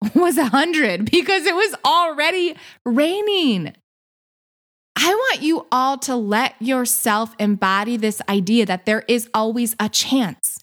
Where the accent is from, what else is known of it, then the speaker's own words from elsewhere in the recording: Michigan, United States; moved away as an adult; also born or lived in San Diego; But I'm from Michigan, so I am now back in Michigan